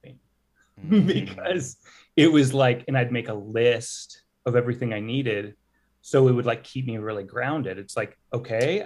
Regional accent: Texas, United States; I'm from Texas

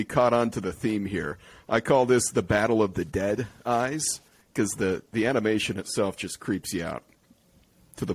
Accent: Michigan, United States; Michigan, my home state

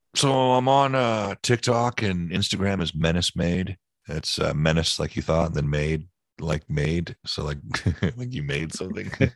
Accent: East Bay Area, California, United States; I grew up in the Bay Area and East Bay Area, California and Northern California

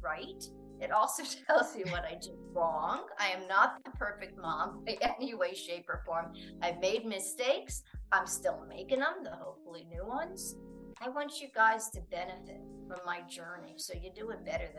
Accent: United States; moved away; I'm from the United States

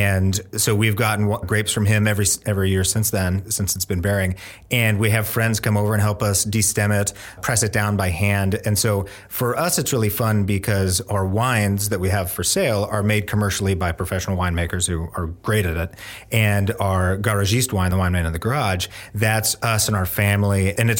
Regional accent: Bellingham, Washington, United States; moved away as an adult; now in Oregon, United States; I'm from Northwest Washington, a town called Bellingham, and came to Oregon to learn how to make wine and grow grapes and go to school

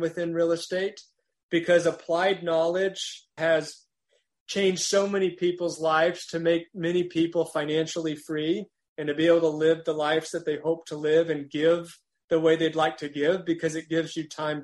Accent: Amarillo, Texas, United States; now in Utah, United States; I grew up in Amarillo, Texas.

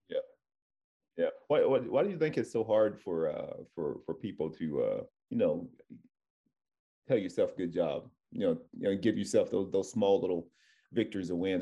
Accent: Tennessee, United States; now in California, United States; I'm from Tennessee. It was a culture shock going, coming out here to, to Cali

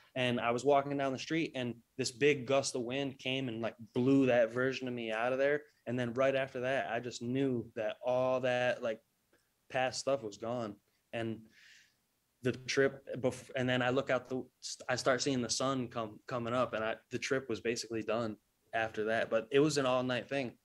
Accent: New England, United States; I'm, I'm from New England

